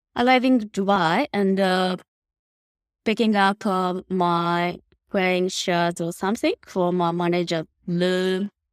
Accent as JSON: {"language": "English", "town": "Nishinomiya", "region": "Hyogo", "country": "Japan", "tie": "born or raised there", "said": "I was born and grew up uh, in Nishinomiya City, of course, the Kobe."}